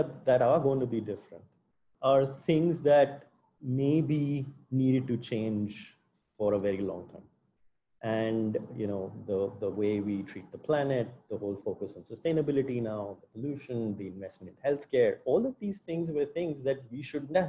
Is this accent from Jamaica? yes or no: no; India; as an Indian